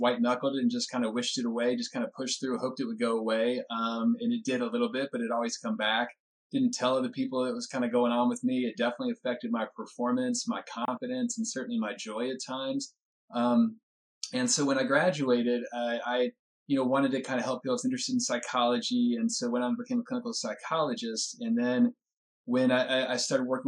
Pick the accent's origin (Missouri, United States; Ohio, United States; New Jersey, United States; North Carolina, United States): North Carolina, United States; Winston-Salem; now in California, United States; my hometown, Winston-Salem. We grew up, I mean, our home's like 3 miles apart